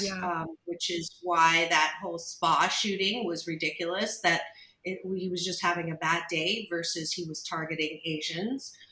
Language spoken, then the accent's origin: English; Kitchener, Ontario, Canada; I was born and raised in Canada in a very non diverse area. Uh, Kitchener, Waterloo, Ontario